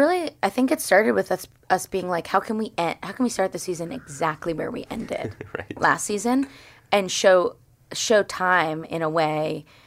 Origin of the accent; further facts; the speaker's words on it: Wayne, Pennsylvania, United States; Yeah, I'm from Wayne, but that's like...